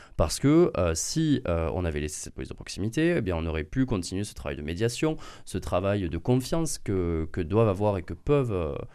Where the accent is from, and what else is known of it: France; born or raised there